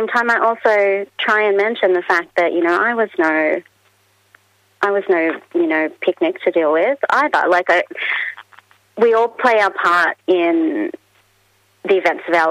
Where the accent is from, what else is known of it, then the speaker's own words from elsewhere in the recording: Australia; as an Australian author